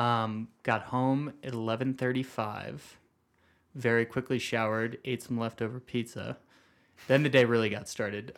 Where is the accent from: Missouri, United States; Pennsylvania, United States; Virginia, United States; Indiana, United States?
Missouri, United States; St. Louis; now in Flagstaff, United States; I'm from Saint Louis